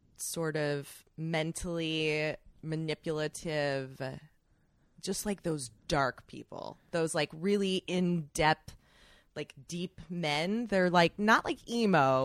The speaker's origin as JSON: {"language": "English", "town": "Chicago", "region": "Illinois", "country": "United States", "moved": "as an adult", "said": "I'm from Chicago. I moved back home"}